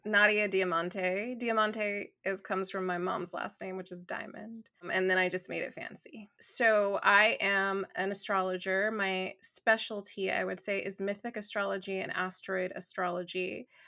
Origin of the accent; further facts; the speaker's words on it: Los Angeles, California, United States; accent: valley girl; I grew up in Los Angeles